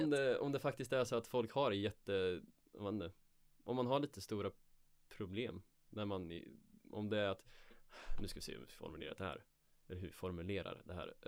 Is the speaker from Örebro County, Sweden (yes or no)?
yes; Örebro, Örebro County, Sweden; moved away; jag var hemma i mina hemtrakter i Örebro